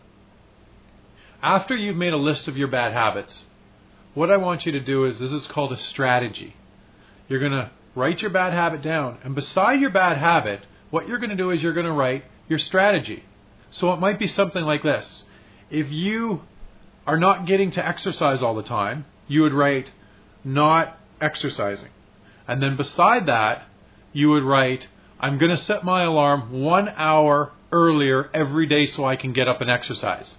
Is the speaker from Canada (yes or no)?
yes; Saskatchewan, Canada; I grew up in Saskatchewan